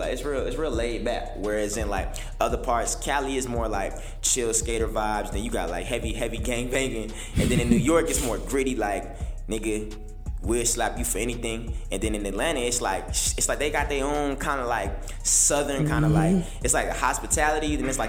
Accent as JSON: {"language": "English", "country": "United Kingdom", "said": "I let people know that I'm really not American, I'm really British, and I learned my accent to do music"}